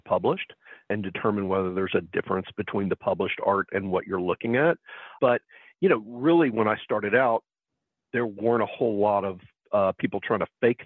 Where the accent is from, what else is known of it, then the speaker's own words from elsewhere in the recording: Columbus, Georgia, United States; I'm from Columbus, Georgia